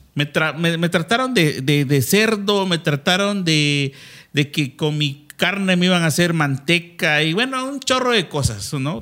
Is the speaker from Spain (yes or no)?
no; Mexico; como mexicanos